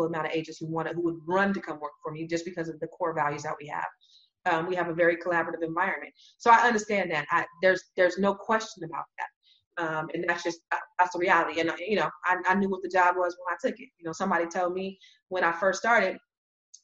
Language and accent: English; San Jose, California, United States; the Silicon Valley, my hometown, San Jose, California